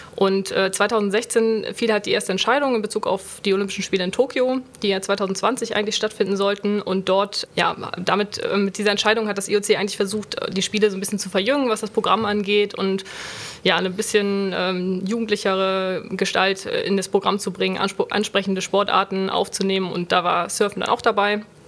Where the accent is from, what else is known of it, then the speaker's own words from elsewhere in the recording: Schleswig-Holstein, Germany; moved away as an adult; also born or lived in Bremen; now in Cologne, Germany; Ich komme ursprünglich aus Bremen, bin aber in Schleswig-Holstein in der Nähe von der Ostsee aufgewachsen